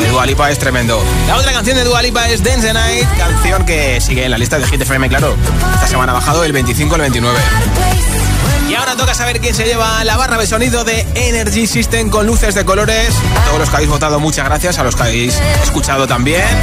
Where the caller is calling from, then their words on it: Puerto de Sagunto, Valencian Community, Spain; de Puerto de Sagunto.